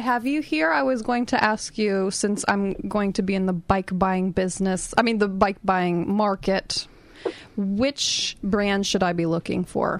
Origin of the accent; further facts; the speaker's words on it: United States; now in Australia; I'm American.